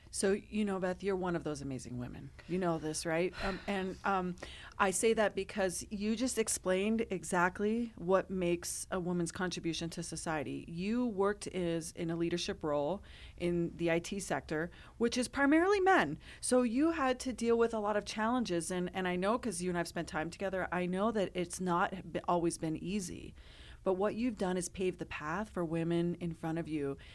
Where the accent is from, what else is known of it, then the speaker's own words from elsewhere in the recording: Colorado, United States; born and raised in Colorado